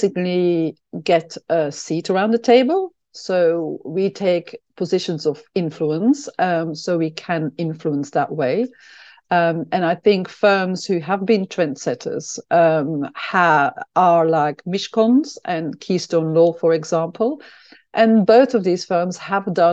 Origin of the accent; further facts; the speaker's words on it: Belgium; now in London, United Kingdom; I'm from Belgium